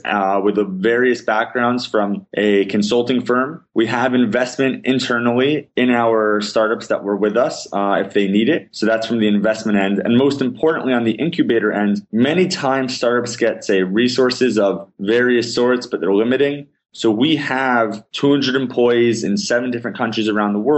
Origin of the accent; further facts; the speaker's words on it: West Orange, New Jersey, United States; moved away as an adult; also born or lived in Riverdale, New York / Paramus, New Jersey; now in Israel; I grew up in Riverdale, New York, moved to West Orange, New Jersey when I was 7